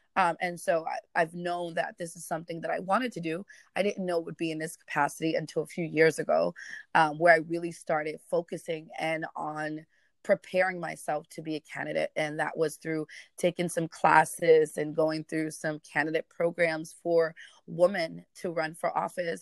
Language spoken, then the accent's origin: English; New York City, New York, United States; I am a Bronx native, so I'm born and raised in the Bronx.